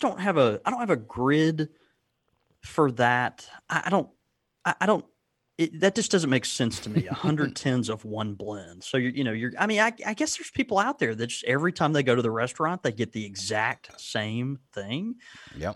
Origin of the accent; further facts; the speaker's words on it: the South, United States; I'm from the South. I'm a child of the South